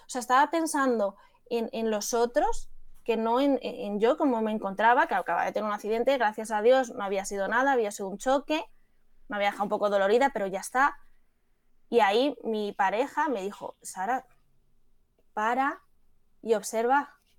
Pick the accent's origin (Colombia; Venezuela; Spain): Spain; Madrid, Community of Madrid; yo que soy de Madrid, de la Complutense